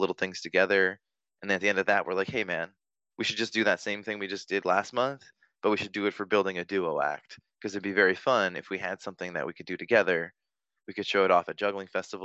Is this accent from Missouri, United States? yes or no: no; Vancouver, Washington, United States; It's in my hometown